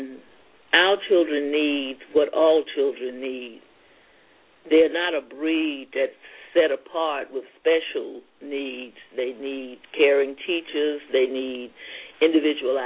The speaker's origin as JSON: {"language": "English", "region": "Louisiana", "country": "United States", "tie": "born or raised there", "moved": "yes", "lives_now": "Queens, New York, United States", "said": "growing up in Louisiana"}